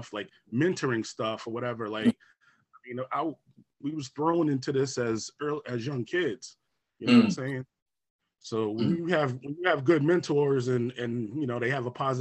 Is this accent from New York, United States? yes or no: yes; Albany, New York, United States; growing up in Albany was definitely a good time for me.